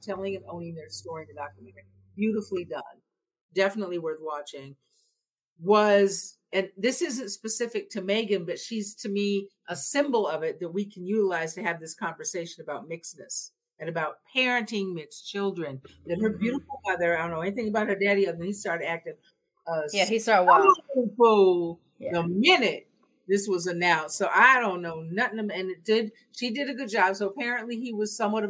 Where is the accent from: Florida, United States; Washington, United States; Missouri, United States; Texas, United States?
Washington, United States; Seattle; I'm from Seattle